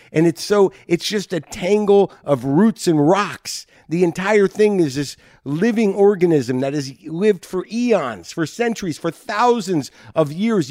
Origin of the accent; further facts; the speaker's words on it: United States; moved away; me being an American